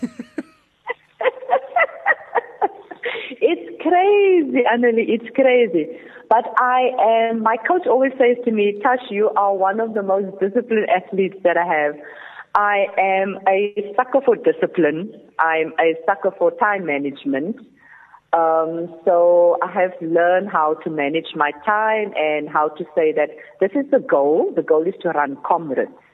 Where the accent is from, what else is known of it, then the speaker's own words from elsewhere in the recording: Cape Town, Western Cape, South Africa; growing up in the Cape Flats